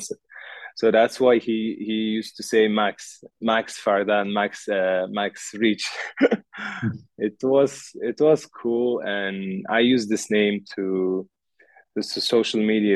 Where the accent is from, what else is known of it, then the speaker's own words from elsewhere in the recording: Tashkent, Uzbekistan; English is a second language; moved away as an adult; now in Dubai, United Arab Emirates; I'm from Uzbekistan. I'm from capital, Tashkent